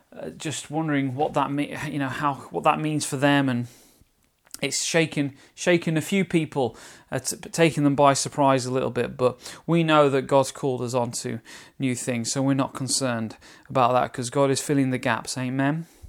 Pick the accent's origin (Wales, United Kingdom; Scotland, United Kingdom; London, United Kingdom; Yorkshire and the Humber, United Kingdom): London, United Kingdom; accent: Cockney; my Cockney accent there. Anyway, EastEnders type accent.